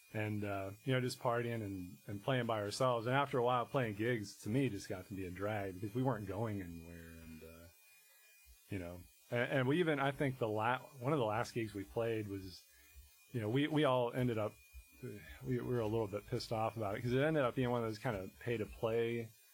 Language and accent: English; Harrisonburg, Virginia, United States; moved away as an adult; also born or lived in Boston; So I grew up in Harrisonburg, Virginia, in the Shenandoah Valley